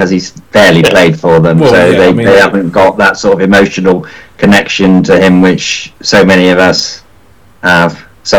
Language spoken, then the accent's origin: English; Chippenham, South West England, United Kingdom; I grew up in Chippenham.